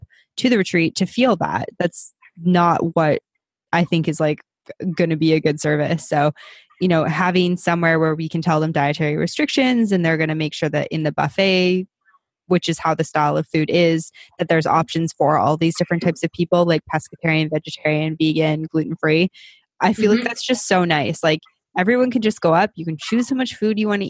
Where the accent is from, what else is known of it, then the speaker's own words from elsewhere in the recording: Canada; we're both Canadian